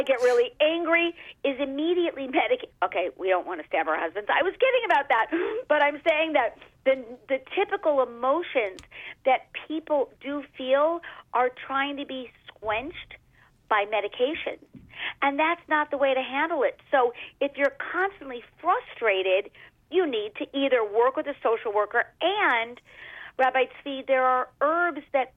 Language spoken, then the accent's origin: English; Los Angeles, California, United States; I come from California in the Hollywood Hills.